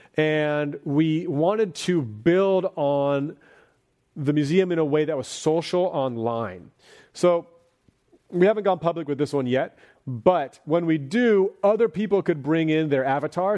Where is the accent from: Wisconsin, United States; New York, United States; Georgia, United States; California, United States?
California, United States; Bay Area; growing up in the Bay Area